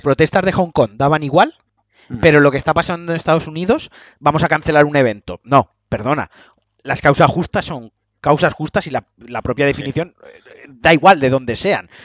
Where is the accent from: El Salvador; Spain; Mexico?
Spain; He nacido en España